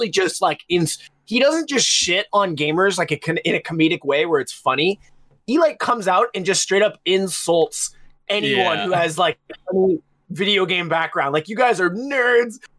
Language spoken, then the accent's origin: English; Portland, United States; moved away; Portland, my hometown